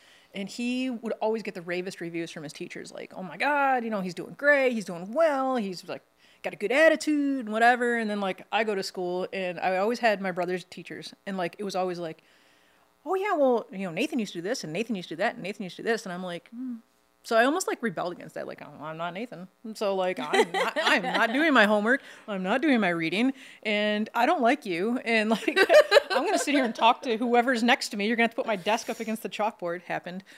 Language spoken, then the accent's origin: English; Michigan, United States; I'm from Michigan, I put S's on everything, like Kroger's and Ford's.